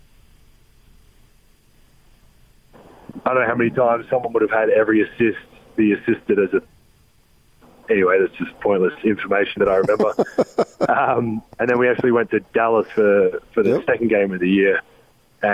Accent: Australia; moved away as an adult; now in Utah, United States; growing up in Australia and having Christmas in the summer of 100 plus degrees

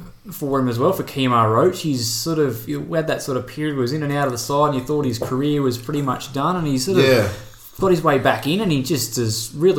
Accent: Australia; Yeah, he's tormented our dreams as Australian cricket fans for so long.

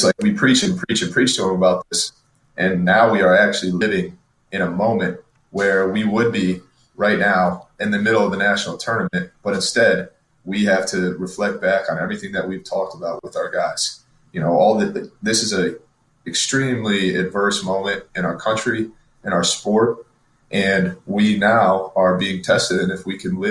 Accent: Michigan, United States; I grew up in Michigan

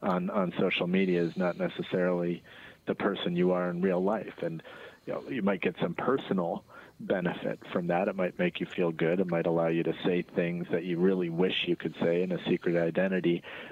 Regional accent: Minneapolis, Minnesota, United States; Yeah, well, not just from Chicago, I'm from Minneapolis, actually.

